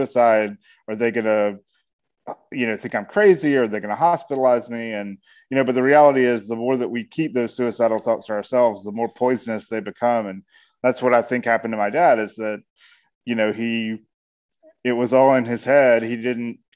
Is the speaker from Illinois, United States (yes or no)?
no; Atlanta, Georgia, United States; I am a storyteller from Atlanta, Georgia